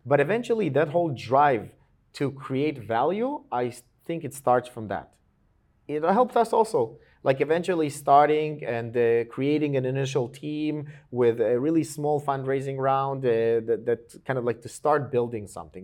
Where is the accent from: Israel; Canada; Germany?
Israel; also born or lived in Georgia (country); I came to Israel when I was almost seven, okay? I came from Georgia. uh, the country, not the state, in the U S